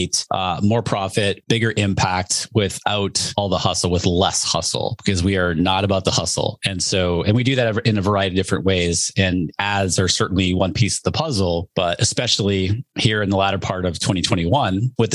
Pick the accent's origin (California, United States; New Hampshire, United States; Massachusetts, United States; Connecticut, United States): New Hampshire, United States; I grew up in New Hampshire